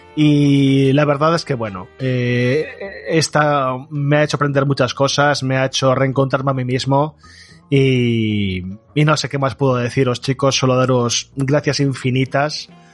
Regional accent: Galicia, Spain; Yo soy gallego

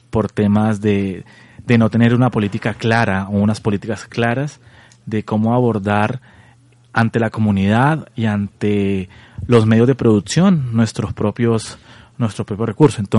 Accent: Colombia; Soy colombiano, igual que tú. Viví un tiempo en el exterior. Y bueno, ahora en esta hermosa tierra

